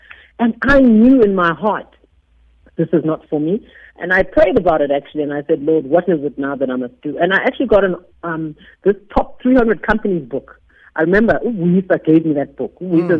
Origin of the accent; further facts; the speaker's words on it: Eastern Cape, South Africa; also born or lived in Grahamstown; We're from the Eastern Cape.